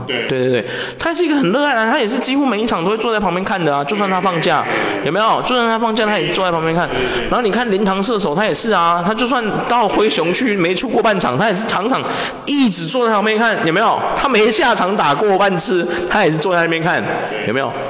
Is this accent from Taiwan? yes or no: yes; Taiwan; 我发现我们台湾人都不喜欢这种